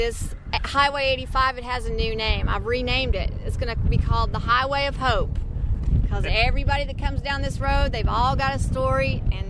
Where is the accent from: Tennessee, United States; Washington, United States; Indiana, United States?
Tennessee, United States; moved away as an adult; now in North Dakota, United States; I'm from Tennessee, and we're in hell in North Dakota.